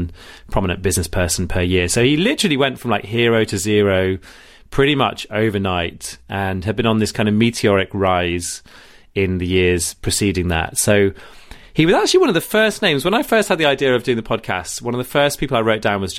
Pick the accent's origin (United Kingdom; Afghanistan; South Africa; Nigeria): United Kingdom; Rugby, West Midlands; I'm from Rugby